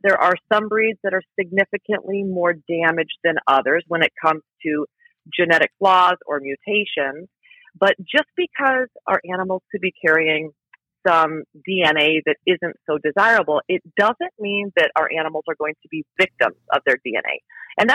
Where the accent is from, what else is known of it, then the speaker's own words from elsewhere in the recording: Iowa, United States; now in Chicago, United States; I grew up in Iowa, both of my parents are teachers